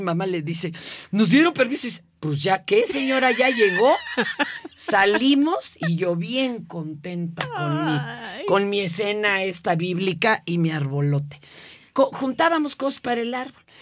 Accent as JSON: {"language": "Spanish", "region": "Mexico City", "country": "Mexico", "tie": "born or raised there", "also_born_or_lived": "Izcalli Chamapa, State of Mexico", "said": "Yo vivía hasta Izcalichamapa"}